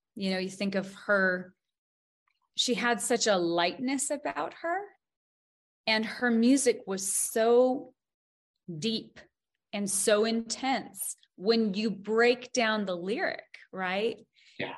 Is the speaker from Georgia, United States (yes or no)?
no; Montana, United States; growing up in Montana, we we had a lot of really tough days you know growing up on a farm